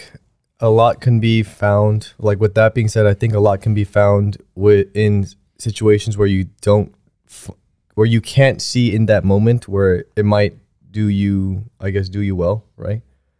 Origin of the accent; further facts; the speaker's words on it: South Korea; born there; moved away; I mean, I was born in Korea, and there's a lot of the times where I was growing up